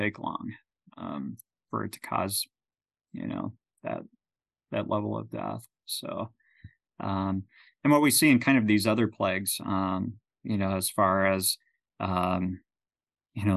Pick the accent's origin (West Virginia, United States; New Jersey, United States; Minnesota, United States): Minnesota, United States; now in Nebraska, United States; growing up in Minnesota, near the lakes and everything